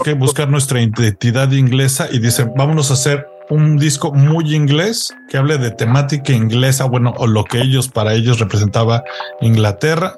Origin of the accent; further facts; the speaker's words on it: Mexico; en México lo conoceríamos como los Chairos y los Fifis